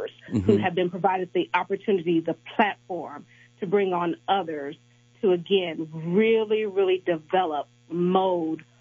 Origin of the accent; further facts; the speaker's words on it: Kansas City, Missouri, United States; I was born and raised in Kansas City, Missouri